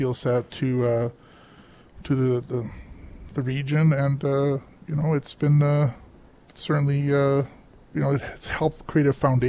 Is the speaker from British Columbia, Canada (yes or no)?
yes; Oliver, British Columbia, Canada; I'm third generation here now. Family, I was born and raised in Oliver